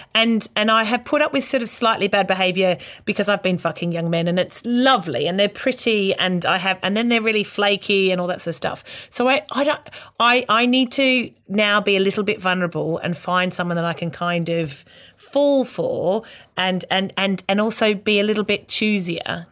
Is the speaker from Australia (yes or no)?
yes; Australia; moved away as an adult; now in United Kingdom; growing up in Australia